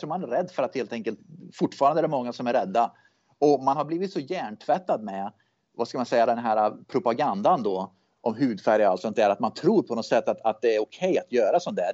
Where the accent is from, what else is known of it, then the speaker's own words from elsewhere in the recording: Sweden; now in United States; jag är med i såna här Facebookgrupper då, s, för svenskar som bor i USA